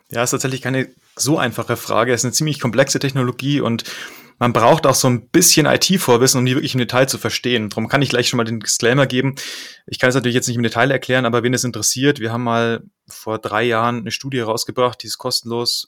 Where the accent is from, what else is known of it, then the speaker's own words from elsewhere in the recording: Munich, Bavaria, Germany; also born or lived in Netherlands; in München bin ich aufgewachsen